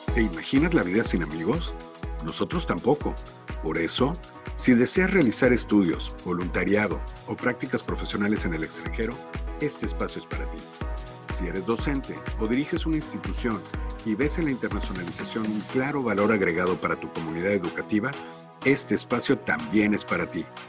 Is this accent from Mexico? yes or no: yes; Mexico; accent: Mexican; also born or lived in Monterrey, Nuevo León; por mi acento seguramente ya se dieron cuenta que soy mexicano